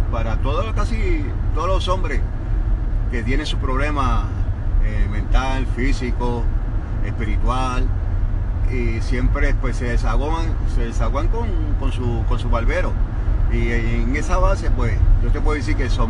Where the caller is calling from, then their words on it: San Juan, Puerto Rico; estoy ubicado allá en San Juan, Puerto Rico. llevo como 44 años de profesión como barbero estilista en, San Juan.